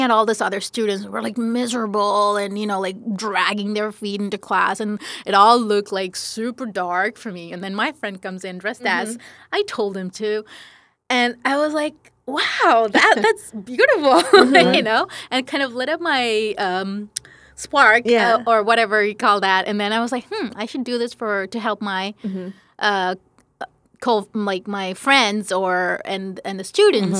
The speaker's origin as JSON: {"language": "English", "town": "Paris", "region": "Île-de-France", "country": "France", "tie": "born or raised there", "also_born_or_lived": "India", "moved": "yes", "lives_now": "United States", "said": "I grew up in France. I mostly grew up in Paris"}